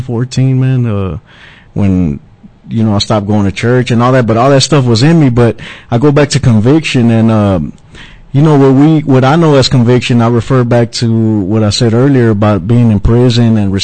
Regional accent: Pleasant Grove, United States; I'm from Pleasant Grove, and I was raised one foot in church and the other foot in the streets

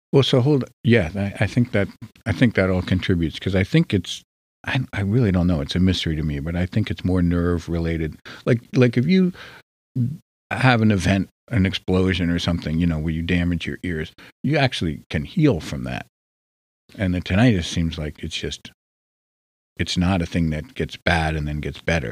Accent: New Jersey, United States; I'm from New Jersey

